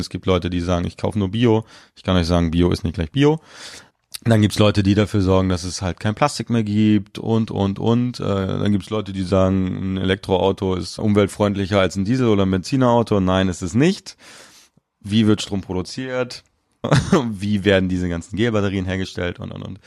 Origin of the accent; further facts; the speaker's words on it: Mecklenburg-Vorpommern, Germany; moved away; Ich komme gebürtig aus Mecklenburg-Vorpommern